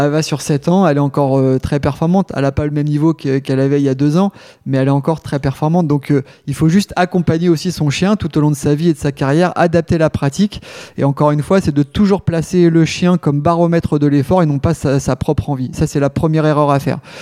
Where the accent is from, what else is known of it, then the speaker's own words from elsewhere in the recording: Rouen, Normandy, France; je suis originaire de Rouen. Euh, et puis j'ai grandi sur une... Alors, ça fait rêver, mais c'est pas une île de rêve, même si c'était sympa, sur l'île La Croix